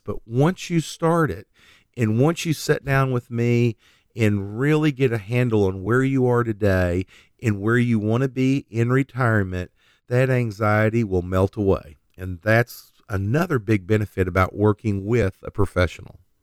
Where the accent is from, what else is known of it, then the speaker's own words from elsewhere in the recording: Oklahoma, United States; we're from Oklahoma.